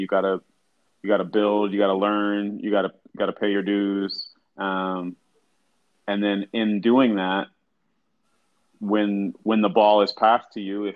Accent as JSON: {"language": "English", "town": "West Bloomfield", "region": "Michigan", "country": "United States", "tie": "born or raised there", "also_born_or_lived": "Southfield, Michigan", "said": "grew up in suburbs of Detroit. So, originally lived in Southfield. Then moved out to even a little bit further out suburb, West Bloomfield"}